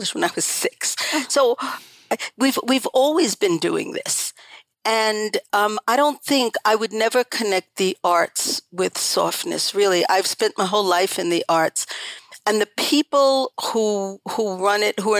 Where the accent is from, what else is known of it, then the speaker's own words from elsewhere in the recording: New York, United States; moved away as an adult; also born or lived in Paris, France / Lausanne, Switzerland; I grew up in a completely neurotic household in New York, in Laurelton, actually. That was the name of the town I grew up